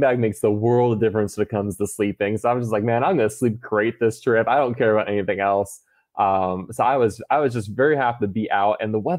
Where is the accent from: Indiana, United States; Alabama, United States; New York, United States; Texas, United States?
Texas, United States; I came from Texas.